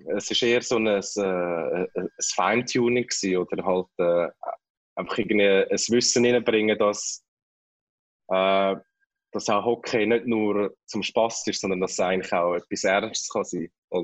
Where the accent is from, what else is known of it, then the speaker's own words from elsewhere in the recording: Kloten, Zurich, Switzerland; moved away as an adult; also born or lived in Winterthur / Philippines; now in Manila, Philippines; als Klotner und als Kloten-Fan